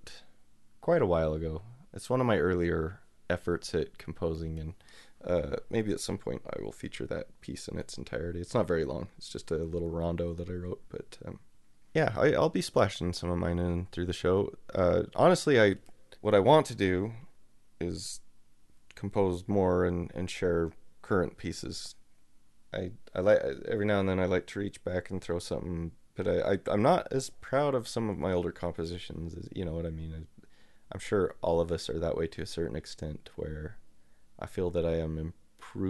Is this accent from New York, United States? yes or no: no; Utah, United States; Utah is awesome, and I've lived here my whole life